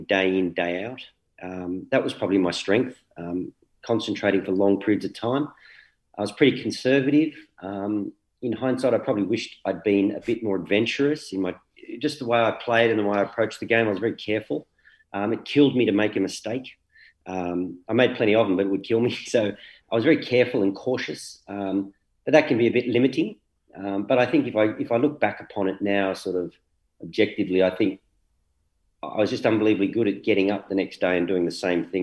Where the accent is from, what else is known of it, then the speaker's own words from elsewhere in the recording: Canberra, Australian Capital Territory, Australia; moved away as an adult; also born or lived in England; now in Sydney, Australia; so they bought a house in Canberra, and Mum's still there all those years later. Yeah, grew up there, and what a great place to grow up.